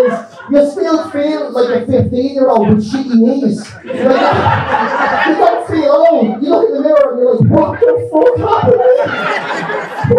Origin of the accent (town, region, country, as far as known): Ireland; now in London, United Kingdom